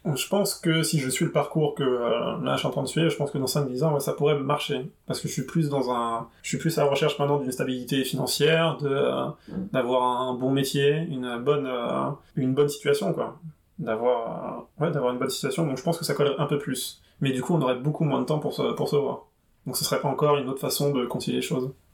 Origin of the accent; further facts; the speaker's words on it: Paris region, Île-de-France, France; now in Paris, France; Et je viens de région parisienne. J'habite à Paris, mais je viens de région parisienne.